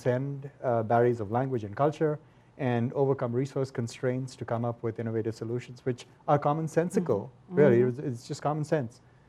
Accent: India; now in United States; I grew up in India

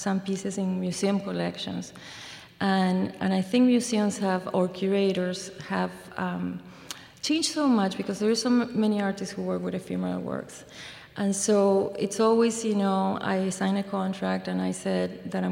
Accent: Mendoza, Argentina; English is a second language; now in Iowa, United States; I'm from Mendoza, which is in the mountains

